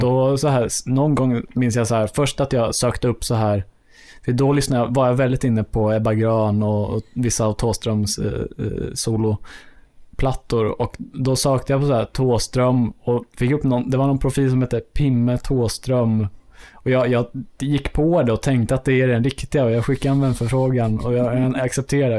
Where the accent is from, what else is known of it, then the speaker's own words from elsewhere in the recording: Enhörna, Stockholm County, Sweden; ute på Enhörna där jag kommer från